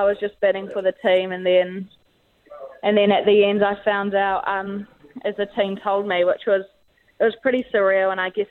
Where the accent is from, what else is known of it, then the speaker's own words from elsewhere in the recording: Tawa, Wellington, New Zealand; I grew up playing in Tawa, where I live, at the club there